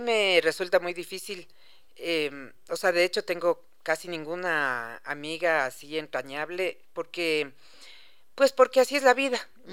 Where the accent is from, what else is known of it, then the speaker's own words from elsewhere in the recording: Ecuador; somos los ecuatorianos